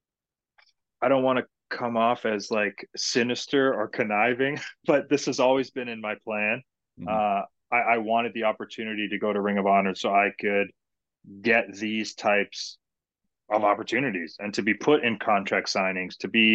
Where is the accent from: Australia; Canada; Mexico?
Canada; Hamilton, Ontario; my hometown of Hamilton